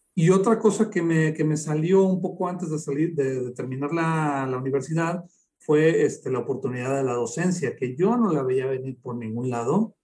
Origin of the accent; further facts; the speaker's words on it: Aguascalientes, Mexico; aquí en mi tierra, la Feria de San Marcos